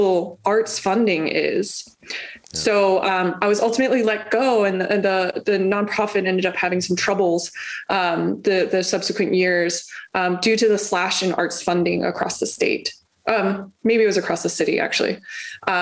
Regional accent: Montgomery County, Maryland, United States; also born or lived in Baltimore, Maryland; I'm from Montgomery County. I'm from Maryland.

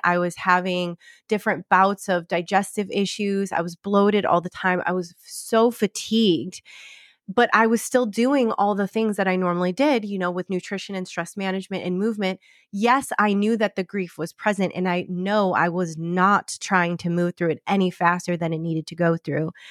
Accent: Michigan, United States; now in Scottsdale, United States; in Michigan, I'm coming home to my hometown

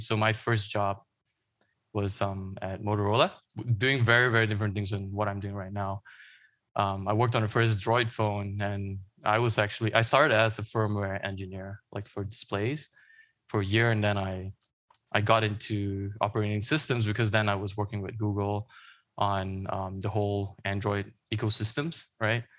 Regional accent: Malaysia; moved away; I grew up in Malaysia

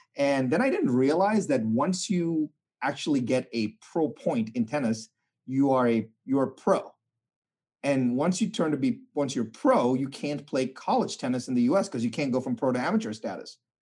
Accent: India; I was born in India

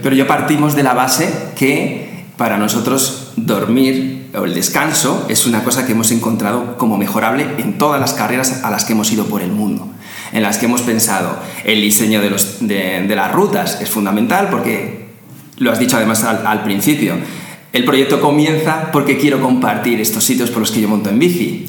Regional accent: Spain; lo que llamamos los españoles gominolas

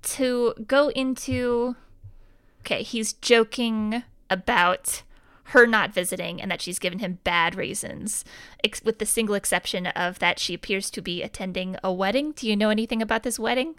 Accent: Ohio, United States; I'm from Ohio.

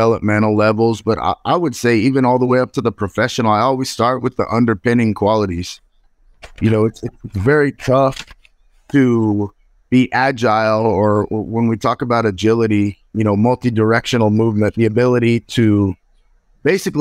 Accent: California, United States; I grew up in California

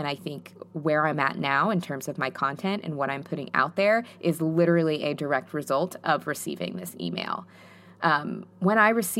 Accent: New York City, New York, United States; I'm a Latina from New York City, and all of my close friends are multicultural.

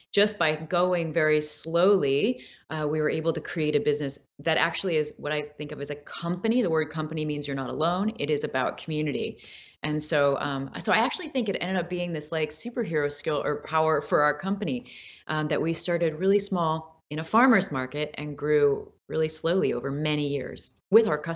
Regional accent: Midwest, United States; I mean, I grew up with artists in the Midwest, so there's very much a sense of uh, in the Midwest this like uh, creative, absolute creative freedom.

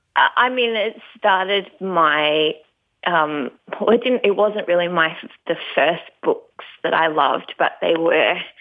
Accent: Tasmania, Australia; moved away; also born or lived in California; I grew up in um, Tasmania. I'm not there now, so I'm happy to say that I grew up down in Tasmania

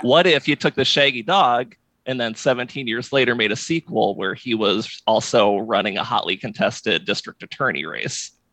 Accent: Iowa, United States; now in Alexandria, Virginia, United States; I grew up in Iowa

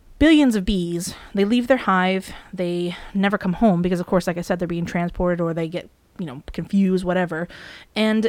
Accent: New England, United States; around New England, where we are from.

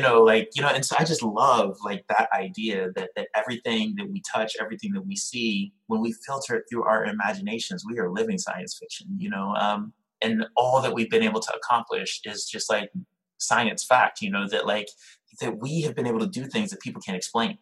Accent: Liberia; now in New York City, United States; I'm Liberian, I'm from Liberia

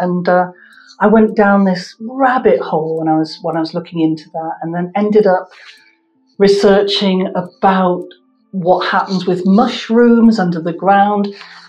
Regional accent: Coventry, West Midlands, United Kingdom; moved away; I'm from Coventry

